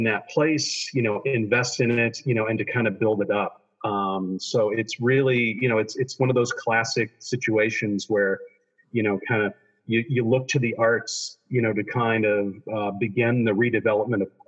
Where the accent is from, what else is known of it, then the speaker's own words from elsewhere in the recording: Peoria, Illinois, United States; moved away; I was born here in Peoria